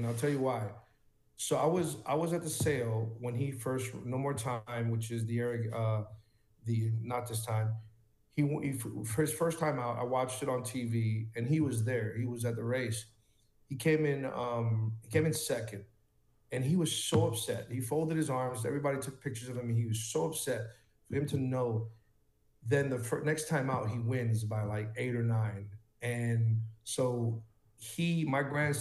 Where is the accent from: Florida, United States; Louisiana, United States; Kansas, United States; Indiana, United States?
Florida, United States; the Florida Derby. This is my hometown